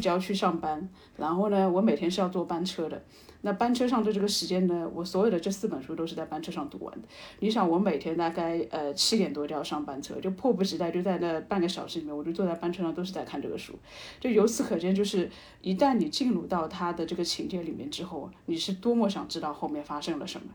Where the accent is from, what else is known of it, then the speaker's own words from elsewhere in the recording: China; 我作为一个中国人